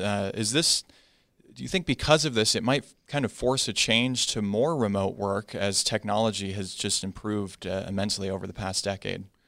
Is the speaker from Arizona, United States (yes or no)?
yes; Arizona, United States; I'm from Arizona